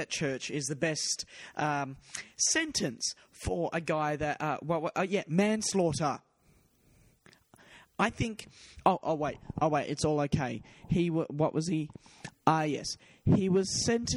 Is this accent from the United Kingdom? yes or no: no; Perth, Western Australia, Australia; Perth, my hometown